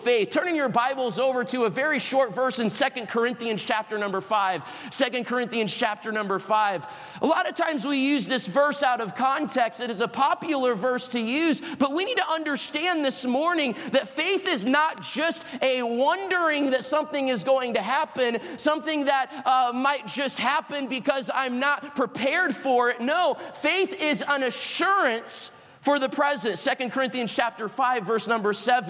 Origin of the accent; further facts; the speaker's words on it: Florida, United States; I'm from Florida. I'm not used to the winter of Michigan in March